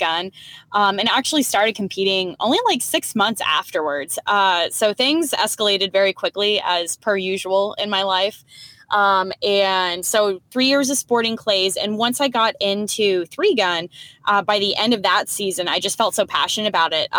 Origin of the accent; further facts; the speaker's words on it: Houston, Texas, United States; moved away; also born or lived in New England; I grew up in Houston, Texas